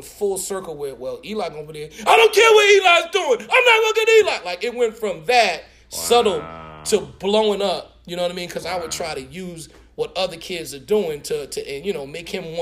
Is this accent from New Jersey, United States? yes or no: yes; Newark, New Jersey, United States; I'm from Newark, New Jersey